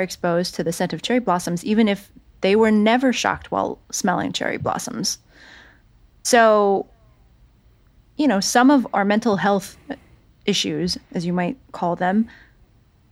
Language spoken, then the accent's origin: English; San Jose, California, United States; moved away; I went back to San Jose, California, my hometown.